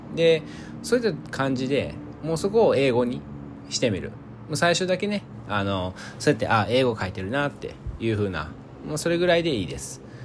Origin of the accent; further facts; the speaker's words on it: Osaka, Japan; 僕は大阪出身で